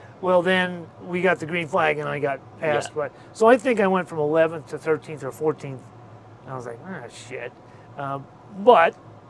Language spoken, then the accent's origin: English; St. Louis, Missouri, United States; St. Louis.